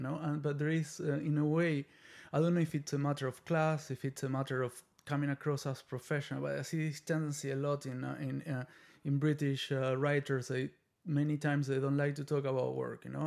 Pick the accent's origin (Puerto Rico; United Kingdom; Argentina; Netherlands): Argentina; now in United States; I'm from Argentina